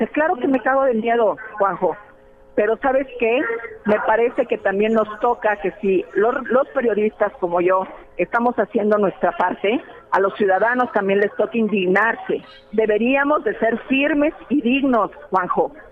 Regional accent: Mexico City, Mexico; Yo soy de la Ciudad de México.

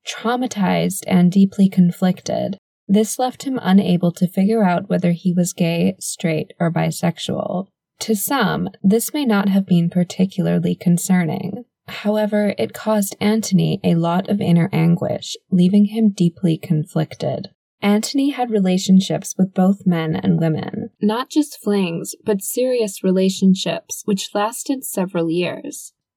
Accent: Scotland, United Kingdom; You probably wouldn't have guessed it given my accent, but I was actually born and raised here in the United Kingdom. Well, actually Scotland, to be more precise.

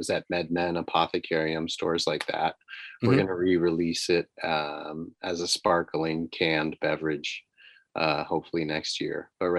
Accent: Southern California, United States; I think just growing up in California, Southern California, with that kind of openness about it

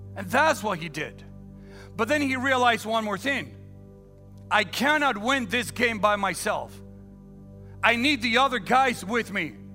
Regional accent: Dominican Republic; now in United States; born and raised in the Dominican Republic, so I'm a Dominican citizen

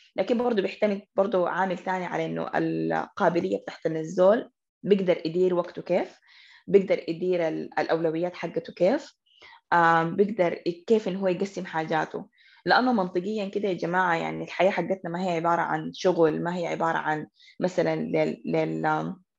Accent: Khartoum, Sudan; حكون كده خرطوميه بحته

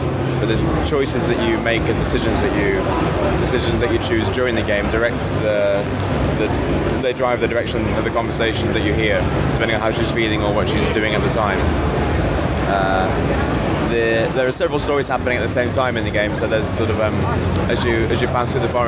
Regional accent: England, United Kingdom; I'm English

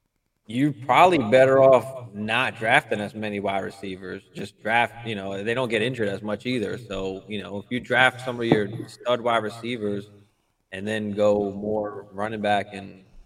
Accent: Staten Island, New York, United States; Staten Island, New York.

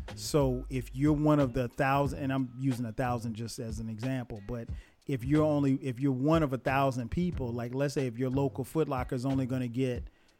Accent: Florence, South Carolina, United States; I don't know of anybody like from my hometown that ever got beat up or got jacked for their shoes, you know, probably because we lived in a small place. I mean, Florence, South Carolina is not a big place.

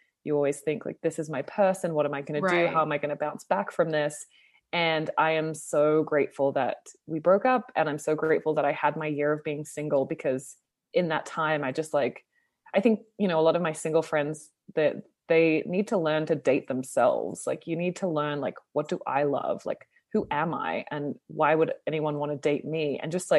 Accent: Sydney, New South Wales, Australia; also born or lived in Toronto, Canada; now in Los Angeles, United States; I'm Australian originally, but I was living in Toronto, Canada for about 6 years

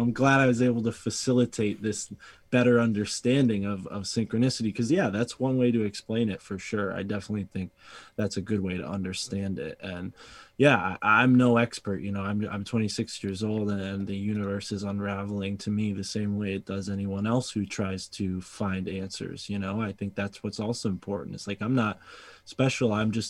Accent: Connecticut, United States; And I'm from Connecticut, but we didn't get an accent for some reason in this state.

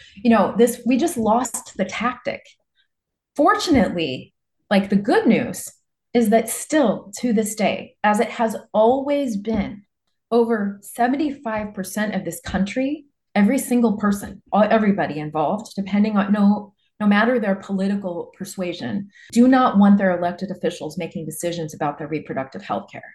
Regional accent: Nebraska, United States; I grew up in Nebraska, a small town in Nebraska

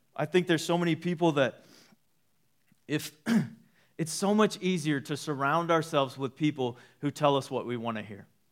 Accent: Waco, Texas, United States; I grew up in Waco for years of my life.

